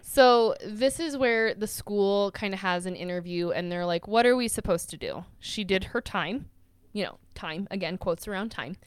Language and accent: English; United States; I am American and I am white.